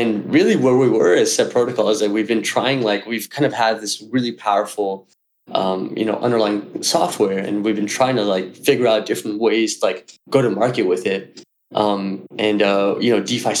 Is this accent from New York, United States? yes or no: yes; New York City, New York, United States; I'm from New York City.